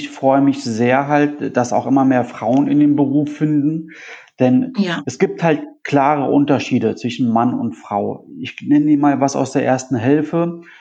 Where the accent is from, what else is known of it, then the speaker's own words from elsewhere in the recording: Italy; Du, du weißt ja, wie ich aussehe. Ich bin aus Italien. Ich bin jetzt auch nicht der, auch nicht der, der blasseste, aber auch nicht so dunkel wie